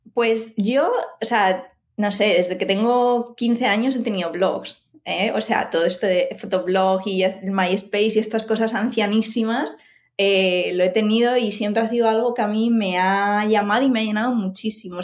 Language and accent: Spanish; Madrid, Community of Madrid, Spain; moved away as an adult; also born or lived in Barcelona; now in Finland; antes vivíamos en Barcelona, aunque somos de Madrid